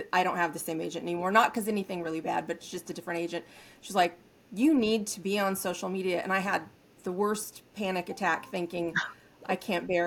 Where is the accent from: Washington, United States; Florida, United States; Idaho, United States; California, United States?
California, United States; Northern; Native Northern California.